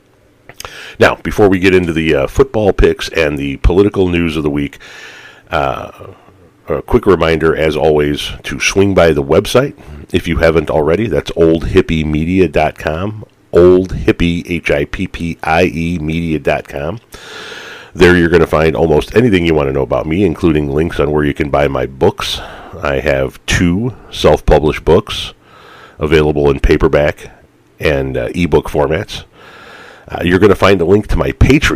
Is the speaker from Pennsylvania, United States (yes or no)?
no; Chicago, Illinois, United States; I grew up in the Chicagoland area